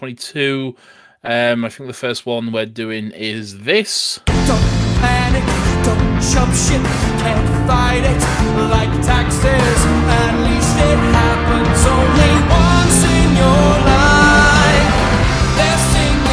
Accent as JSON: {"language": "English", "country": "United Kingdom", "said": "As a British person"}